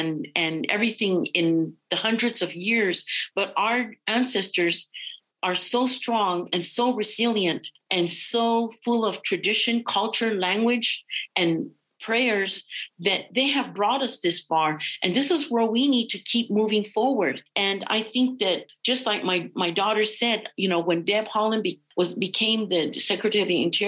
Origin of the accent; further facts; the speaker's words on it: Santa Clara Pueblo, New Mexico, United States; I come from the Native world, the Native American world, and I am so proud to be a Native woman. And I come from the Pueblos of Santa Cla